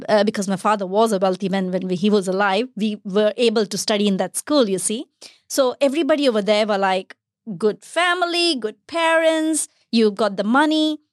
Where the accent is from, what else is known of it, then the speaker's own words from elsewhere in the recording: Bharuch, Gujarat, India; moved away as an adult; also born or lived in Chennai, India; now in Australia; I was brought up in the western part of India a state called Gujarat and a small city called Bharuch